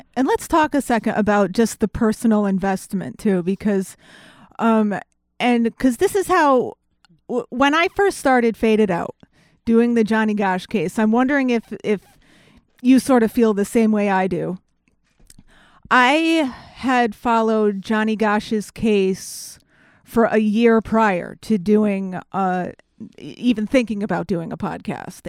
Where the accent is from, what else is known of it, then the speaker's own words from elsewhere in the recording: Connecticut, United States; I'm from Connecticut